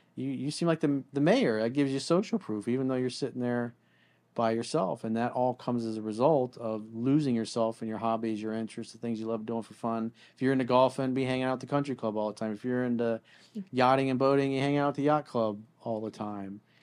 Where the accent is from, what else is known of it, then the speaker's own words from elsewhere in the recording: South Florida, United States; growing up in South Florida and going to school down here